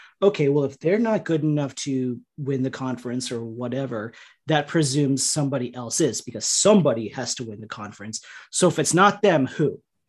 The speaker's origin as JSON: {"language": "English", "country": "India", "said": "And I can say that because I'm Indian"}